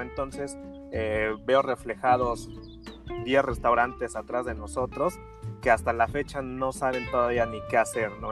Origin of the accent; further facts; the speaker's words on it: Mexico; como mexicanos